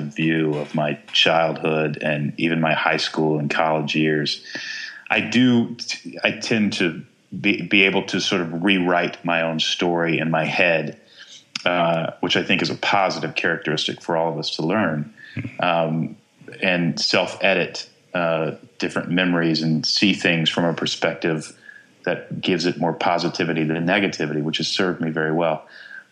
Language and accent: English; Texas, United States; I grew up in Texas